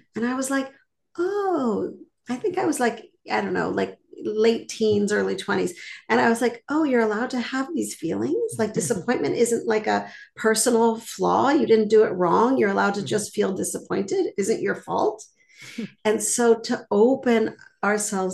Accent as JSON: {"language": "English", "town": "Montreal", "region": "Quebec", "country": "Canada", "tie": "born or raised there", "moved": "yes", "lives_now": "Boston, United States", "said": "I live in Boston now, but I grew up in Montreal."}